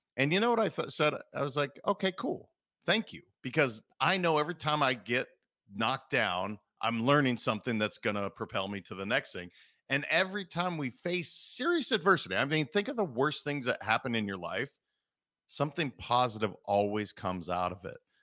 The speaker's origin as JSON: {"language": "English", "region": "Montana", "country": "United States", "tie": "born or raised there", "said": "I'm a kid from Montana"}